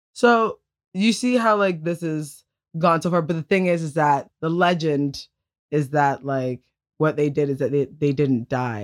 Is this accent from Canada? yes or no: yes; Tillsonburg, Ontario, Canada; I'm from Tilsonburg, and there's, like, cows and other types of livestock.